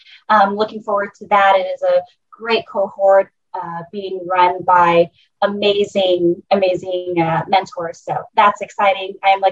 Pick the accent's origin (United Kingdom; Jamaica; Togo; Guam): Guam; also born or lived in Chuuk, Micronesia / Washington, D.C.; super shy island girl who was born and raised here in Guam with the immense privilege to travel back to home in Chuuk. So I am from Chuuk. I am a daughter of Micronesia, and I am a little girl who's somehow found her way to Washington, D.C.